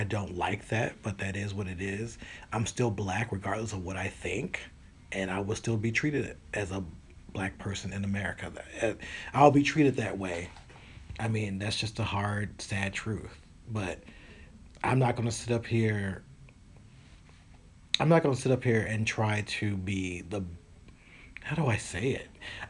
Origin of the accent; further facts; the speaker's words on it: Tennessee, United States; also born or lived in Kentucky; because I come from places, I came from Tennessee and Kentucky. A lot of places don't have Target.